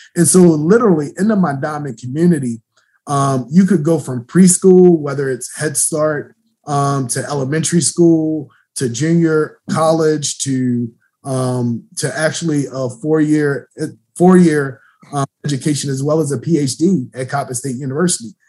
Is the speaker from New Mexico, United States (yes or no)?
no; Baltimore, Maryland, United States; I grew up in the Penn North community, so West Baltimore I know very well.